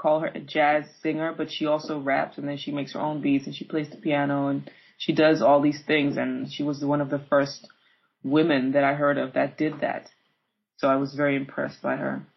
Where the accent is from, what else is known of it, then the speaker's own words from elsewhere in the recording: Amsterdam, North Holland, Netherlands; I was raised in Amsterdam